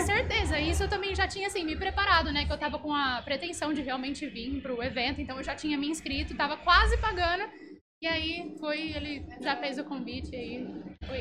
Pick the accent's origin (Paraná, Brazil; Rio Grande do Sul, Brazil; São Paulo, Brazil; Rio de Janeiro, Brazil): São Paulo, Brazil; São José do Rio Preto; eu sou de São José do Rio Preto